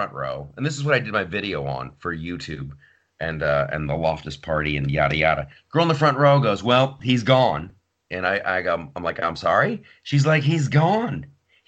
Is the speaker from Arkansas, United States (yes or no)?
no; Ohio, United States; my childhood growing up in Ohio.